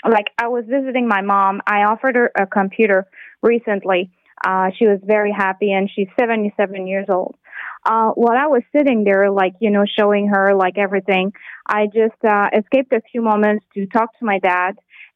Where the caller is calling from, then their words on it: Saguenay, Quebec, Canada; I'm calling you from Saguenay, Quebec. So it's minus 45 here with the wind chill right now.